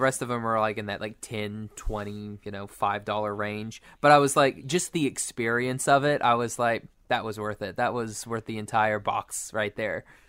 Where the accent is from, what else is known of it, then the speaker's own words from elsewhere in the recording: Oklahoma, United States; I'm from Oklahoma